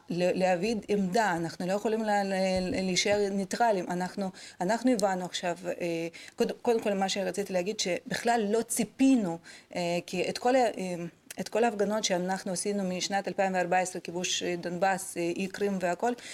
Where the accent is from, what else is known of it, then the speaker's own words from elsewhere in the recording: Kherson, Kherson Oblast, Ukraine; now in Israel; מחרסון, מאיפה שאני